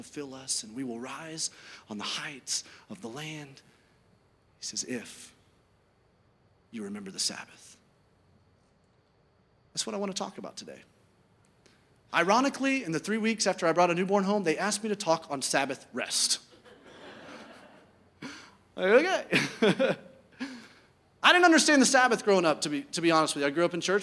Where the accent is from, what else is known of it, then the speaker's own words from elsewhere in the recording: Birmingham, Alabama, United States; I grew up in Birmingham, Alabama